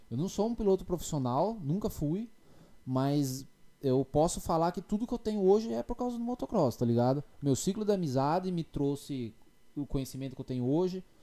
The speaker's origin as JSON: {"language": "Portuguese", "country": "Brazil", "accent": "interior", "moved": "as an adult", "lives_now": "United States", "said": "sotaque muito forte, eu sou do interior."}